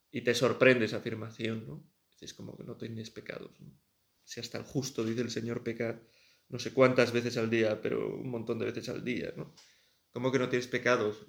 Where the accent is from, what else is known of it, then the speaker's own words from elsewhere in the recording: Pamplona, Navarre, Spain; also born or lived in Tudela; Pamplona, que es de donde yo soy y donde está mi familia